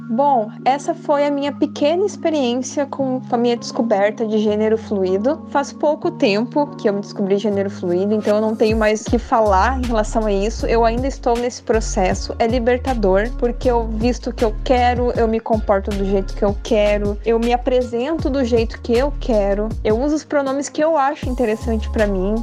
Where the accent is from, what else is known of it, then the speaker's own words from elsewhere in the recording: Rio Grande do Sul, Brazil; moved away as an adult; also born or lived in São Paulo; Eu nasci no Rio Grande do Sul, eu tenho 28 anos, e em 2017 eu tive a oportunidade de morar em São Paulo. Morei lá dois anos.